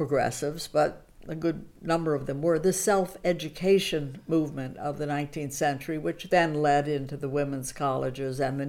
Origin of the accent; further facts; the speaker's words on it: United States; I was born in the United States and grew up there.